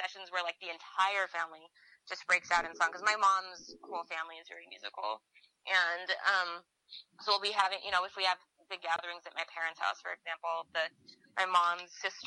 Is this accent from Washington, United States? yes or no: yes; Seattle, Washington, United States; moved away as an adult; also born or lived in Pacific Northwest; now in New York, United States; growing up in the Seattle area